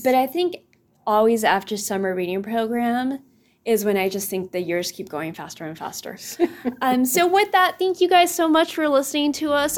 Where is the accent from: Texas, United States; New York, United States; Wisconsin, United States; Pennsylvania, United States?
Texas, United States; the Rio Grande Valley; moved away; Coming from the valley, our beach is South Padre Island